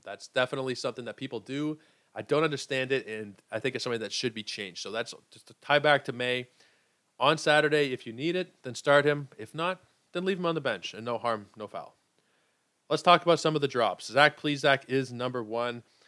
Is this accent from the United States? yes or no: no; Canada; I'm Canadian